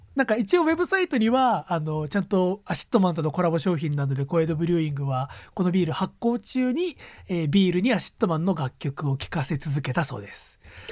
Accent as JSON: {"language": "Japanese", "region": "Gunma", "country": "Japan", "tie": "born or raised there", "moved": "as an adult", "said": "地元の群馬県に帰ったこと帰る機会が先週末、うんうん、先々週末あったんでついでに実家にちょっと顔を出した"}